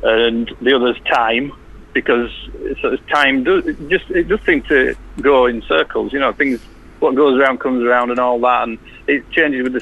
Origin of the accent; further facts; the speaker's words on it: Bradford, Yorkshire and the Humber, United Kingdom; accent: Yorkshire; I was born in Bradford, I don't come much more Yorkshire than